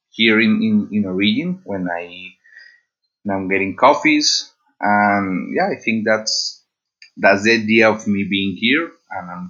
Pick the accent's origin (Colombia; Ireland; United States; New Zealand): Colombia; Huila; I am from Colombia. I am from the region of Huila, which is pretty famous for coffee growing.